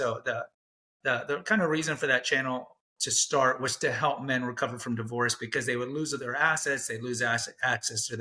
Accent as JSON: {"language": "English", "region": "Texas", "country": "United States", "tie": "born or raised there", "said": "I went to a Jesuit high school in Texas"}